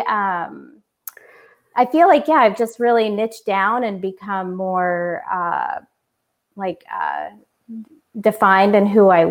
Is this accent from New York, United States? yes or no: no; Orlando, Florida, United States; moved away as an adult; also born or lived in California; I moved from California to Orlando back to my home